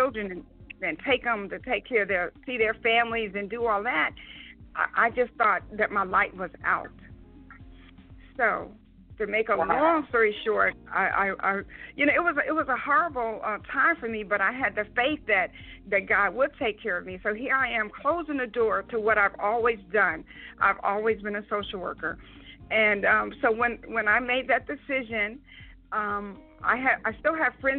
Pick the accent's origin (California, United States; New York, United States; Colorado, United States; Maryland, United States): New York, United States; I was raised in New York